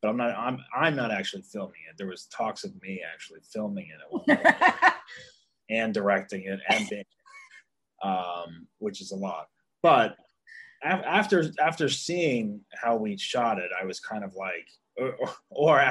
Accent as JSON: {"language": "English", "region": "New Jersey", "country": "United States", "tie": "born or raised there", "moved": "yes", "said": "in New Jersey, in my hometown"}